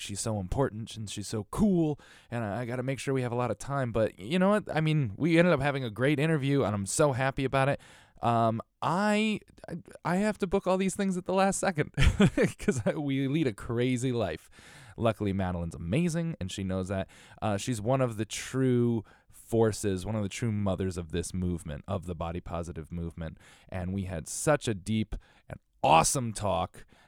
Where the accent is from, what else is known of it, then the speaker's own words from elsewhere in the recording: Bridgeport, Connecticut, United States; I come from Bridgeport, Connecticut